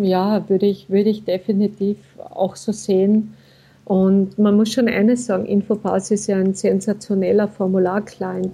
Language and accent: German; Austria; Bei uns in Österreich